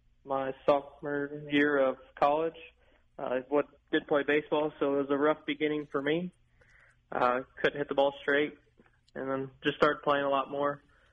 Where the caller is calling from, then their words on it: Nashville, Illinois, United States; I live in Nashville, Illinois.